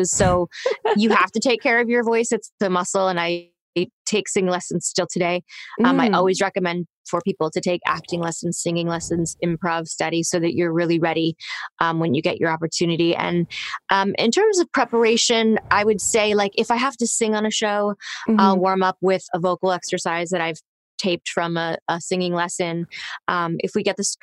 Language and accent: English; Toronto, Ontario, Canada; I grew up in Toronto, and my agent, who I got when I was 13, who is still my same agent today